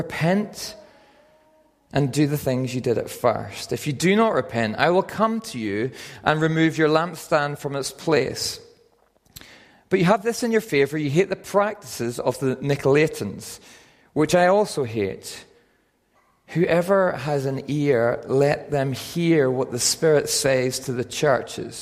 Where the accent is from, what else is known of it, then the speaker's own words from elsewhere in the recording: Northern Ireland, United Kingdom; moved away as an adult; also born or lived in Aberdeen, Scotland; I'm from Northern Ireland, and I moved when I was 18 to Aberdeen to study physiotherapy